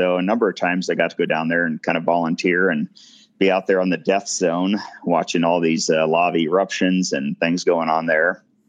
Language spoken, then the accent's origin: English; Ennis, Montana, United States; also born or lived in Bozeman, Montana; I grew up in Ennis, Montana, little town southwest Montana here along the Madison River, and started second grade there in Ennis, and just living at the fish hatchery against the mountains